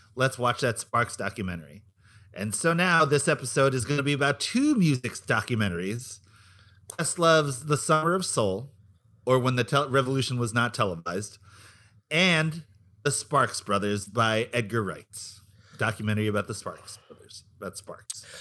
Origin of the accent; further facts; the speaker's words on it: Philippines; It's part of being Filipino